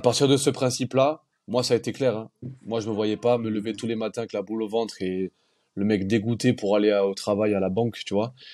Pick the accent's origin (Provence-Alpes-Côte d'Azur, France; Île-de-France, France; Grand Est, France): Provence-Alpes-Côte d'Azur, France; Nice; on est niçois